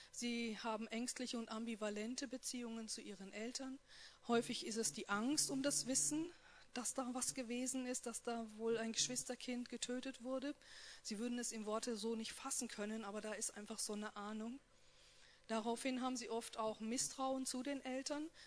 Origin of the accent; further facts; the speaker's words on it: North Rhine-Westphalia, Germany; born there; ich komme gebürtig aus Nordrhein-Westfalen, aus einer erzkatholischen Wallfahrtsstadt und da spricht man über sowas ja nicht.